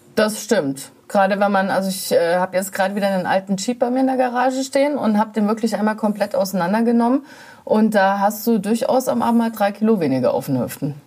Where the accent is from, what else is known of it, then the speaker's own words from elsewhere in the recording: Berlin, Germany; als Berliner